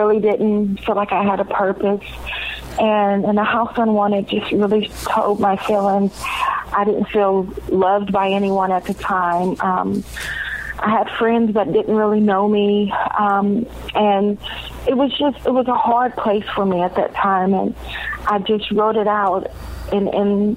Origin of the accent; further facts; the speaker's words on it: the South, United States; I'm growing up in the South, many African-Americans go to church